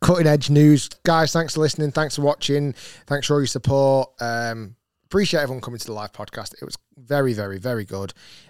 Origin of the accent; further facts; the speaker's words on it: Bolton, North West England, United Kingdom; And there's a lot of history there. I'm from Bolton, their Bolton company.